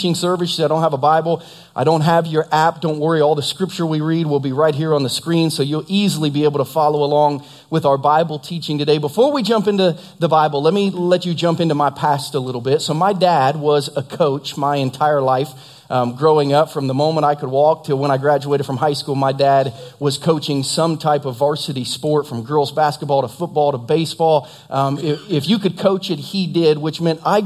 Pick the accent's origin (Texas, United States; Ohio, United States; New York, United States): Ohio, United States; Southern; now in Lee's Summit, United States; at Ohio State where I grew up in Southern Ohio